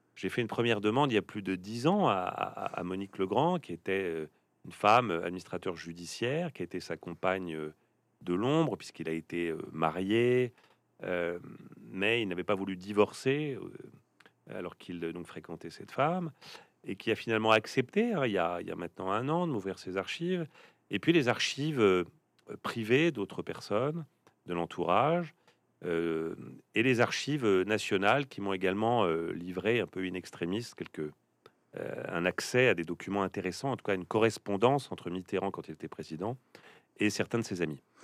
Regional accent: Plaisir, Île-de-France, France; j'ai grandi dans les Yvelines, dans une ville qui s'appelle Plaisir

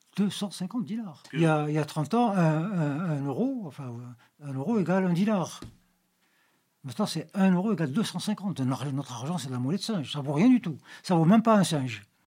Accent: Algeria; Nous, en Algérie

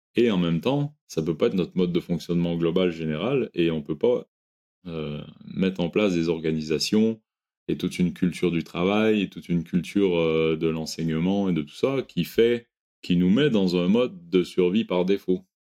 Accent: Quebec, Canada; moved away; j'ai grandi au Québec

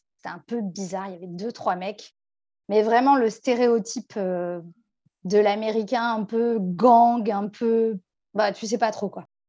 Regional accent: France; On vient de France

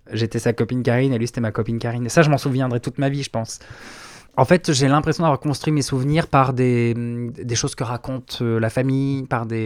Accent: Provence-Alpes-Côte d'Azur, France; also born or lived in Brittany; J'ai grandi un peu partout. J'ai un père qui, était militaire, donc euh, j'ai un peu fait le tour de la France. Euh, Bretagne, Réloire, Camargue, surtout la Camargue. J'ai fait 10 ans en Camargue.

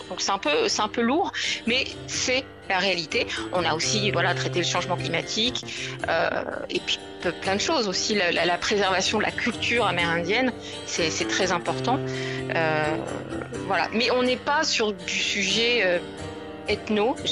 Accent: France; Euh, bon, elle est française, bien mieux, je suis française.

